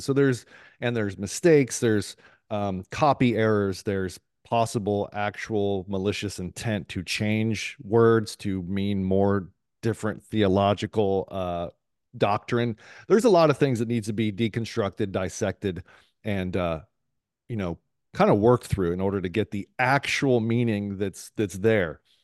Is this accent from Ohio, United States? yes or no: yes; Columbus, Ohio, United States; also born or lived in San Diego, California; now in Tampa, United States; born in San Diego, uh, raised in Columbus, Ohio for, um, good portion of my life